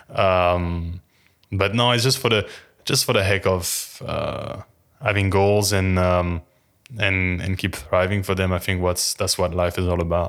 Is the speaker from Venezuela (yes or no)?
no; France; moved away; I'm French and the character was French as well, uh, I didn't have to change my accent